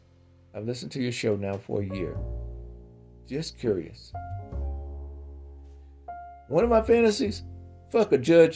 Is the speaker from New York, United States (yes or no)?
yes; New York, United States; now in Yellow Springs, United States; I grew up in New York, and I wanted to go and have a place so I could have peace of mind.